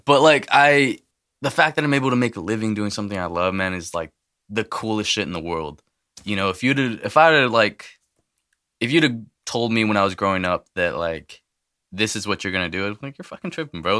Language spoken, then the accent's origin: English; El Paso, Texas, United States; now in Merced, United States; I was born in El Paso, um, so I go back and visit whenever I can